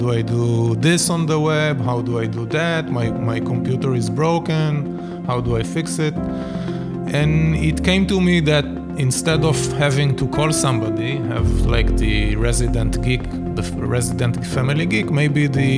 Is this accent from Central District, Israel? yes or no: yes; Givat HaShlosha, Central District, Israel; born or raised there; also born or lived in Jerusalem